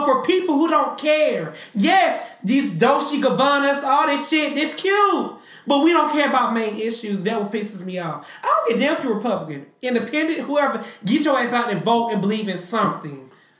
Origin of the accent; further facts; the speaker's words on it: Mississippi, United States; I am from Mississippi